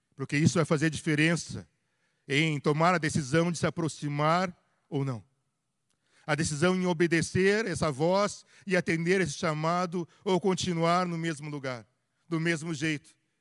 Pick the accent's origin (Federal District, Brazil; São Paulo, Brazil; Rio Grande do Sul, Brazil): Rio Grande do Sul, Brazil; moved away; Eu e minha esposa, nós, nós somos do Rio Grande do Sul, nossa família é de lá